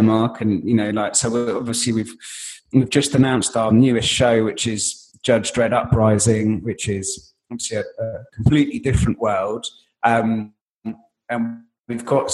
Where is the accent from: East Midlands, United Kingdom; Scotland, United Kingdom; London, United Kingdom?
London, United Kingdom; I grew up in Wood Green in North London